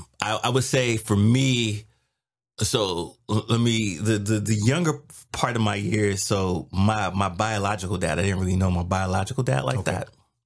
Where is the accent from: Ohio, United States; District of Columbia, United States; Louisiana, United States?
District of Columbia, United States; Washington; also born or lived in New York; Originally from Washington, D.C. So I always tell people, born in New York, raised in D.C.